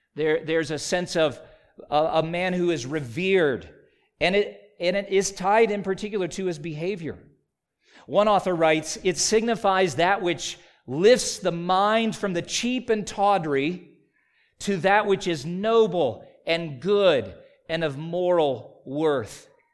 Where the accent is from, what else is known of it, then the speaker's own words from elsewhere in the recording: South Carolina, United States; When I was a child growing up in South Carolina